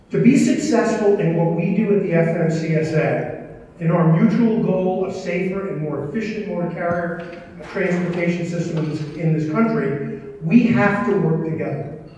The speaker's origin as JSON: {"language": "English", "region": "New York", "country": "United States", "said": "because I'm originally from New York, and I had the opportunity when I was the motor vehicle commissioner there"}